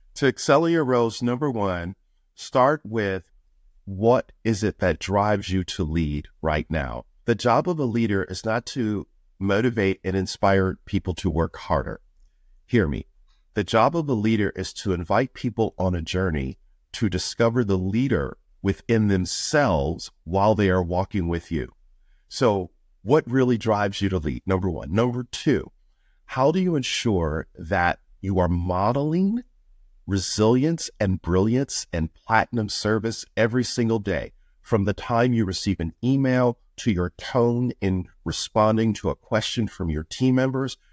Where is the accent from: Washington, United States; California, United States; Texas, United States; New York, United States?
New York, United States; Buffalo; moved away as an adult; also born or lived in Florida; I was born in Buffalo, New York, which is the third poorest city in the United States